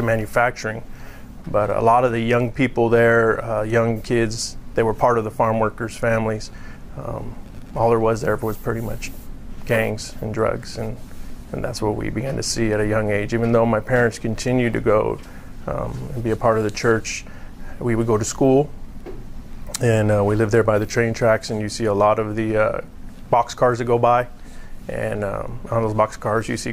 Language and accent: English; California, United States; I grew up in California